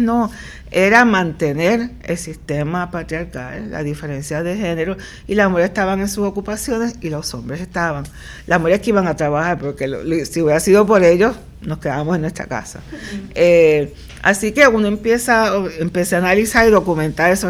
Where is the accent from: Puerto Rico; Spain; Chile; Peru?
Puerto Rico; also born or lived in Nashville, Tennessee, United States / New Haven, Connecticut, United States; ese es el perfil real de nuestra población